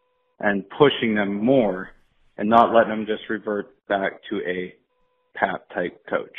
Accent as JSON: {"language": "English", "region": "southwestern Pennsylvania", "country": "United States", "tie": "born or raised there", "also_born_or_lived": "North Dakota", "moved": "yes", "said": "Growing up in southwestern Pennsylvania, we had huge youth teams"}